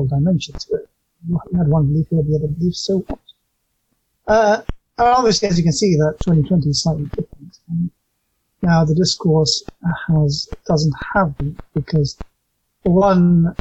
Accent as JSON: {"language": "English", "region": "England", "country": "United Kingdom", "tie": "born or raised there", "said": "I was raised mostly in England. I got there when I was quite young."}